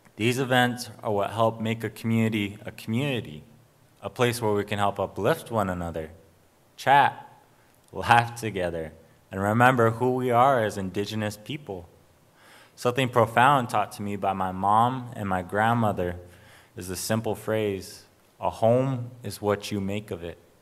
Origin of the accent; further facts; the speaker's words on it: Arizona, United States; I come from the Salt River, P M Maricopa Indian community